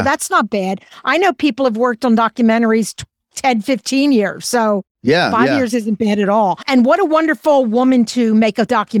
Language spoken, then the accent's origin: English; Germany; And I'm from Germany, so I have German relatives.